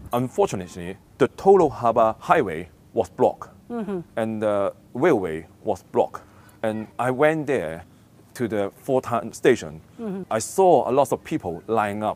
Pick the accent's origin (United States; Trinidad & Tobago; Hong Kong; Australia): Hong Kong; born or raised there